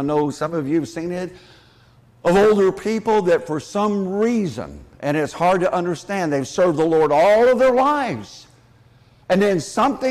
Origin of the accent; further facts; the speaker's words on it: Indiana, United States; growing up in Indiana when I was just a little boy